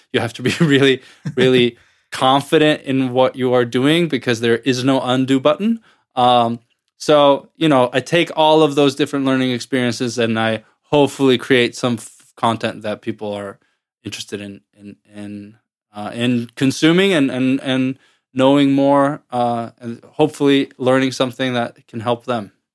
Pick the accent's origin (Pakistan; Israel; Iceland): Iceland; moved away as an adult; now in United States; I'm originally from Iceland, but I have lived in the U S since two thousand nine, two thousand ten or so